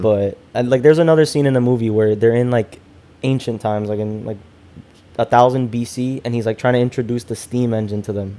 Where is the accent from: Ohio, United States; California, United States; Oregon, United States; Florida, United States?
Florida, United States; Hialeah; going to the public library in Hialeah.